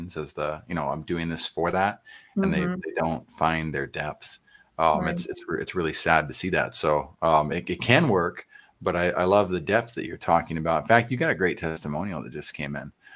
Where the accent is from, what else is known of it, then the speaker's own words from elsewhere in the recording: San Antonio, Texas, United States; I grew up in Oak Meadow, which is right there on Northwest Military in Huebner